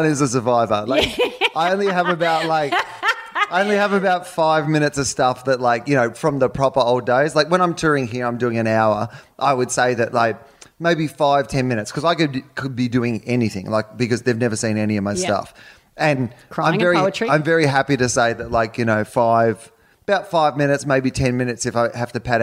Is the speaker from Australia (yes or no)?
yes; Australia; I'm from Australia